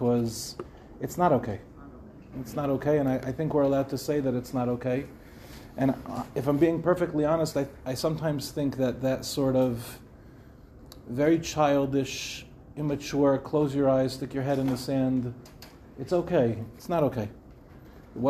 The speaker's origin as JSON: {"language": "English", "town": "Lawrence", "region": "New York", "country": "United States", "tie": "born or raised there", "also_born_or_lived": "Israel", "moved": "as an adult", "lives_now": "Mevaseret Zion, Israel", "said": "I grew up in Lawrence. I moved to Eretz Yisrael"}